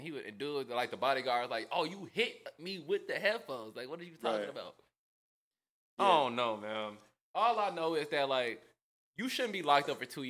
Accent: Chicago, Illinois, United States

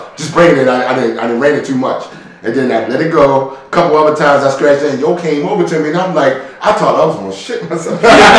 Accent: Baltimore, Maryland, United States; also born or lived in Brooklyn, New York; Born and raised here

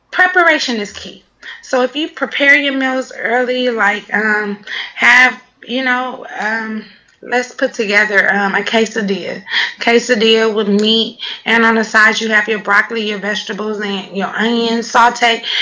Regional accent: Los Angeles, California, United States; now in Washington, United States; Yeah, I'm from California, Los Angeles, California, South Central

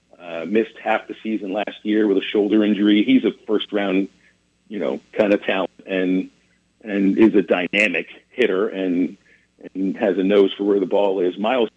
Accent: Pittsburgh, Pennsylvania, United States; moved away as an adult; now in Arkansas, United States; I didn't grow up here, but I've lived in Arkansas for 22 years. I'm originally from Pittsburgh, PA.

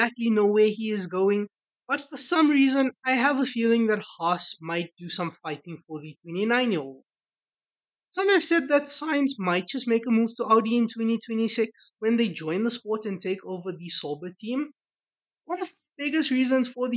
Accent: South Africa; As a South African

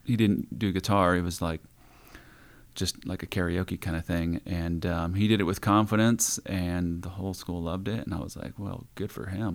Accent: Iowa, United States; moved away as an adult; also born or lived in Las Vegas, Nevada; from Iowa

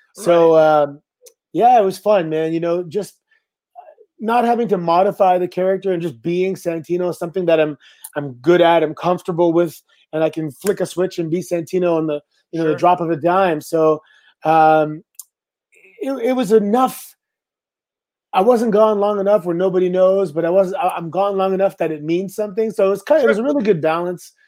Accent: Canada; I'm Canadian

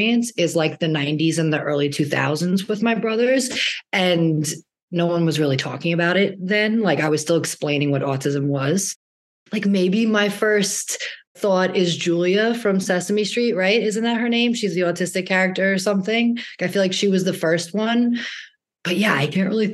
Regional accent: Long Island, New York, United States; now in Brooklyn, United States; I'm from Brooklyn, New York, originally from Long Island.

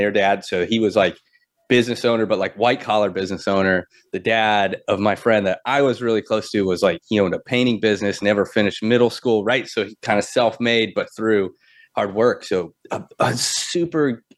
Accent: Florida, United States; we grew up in Florida

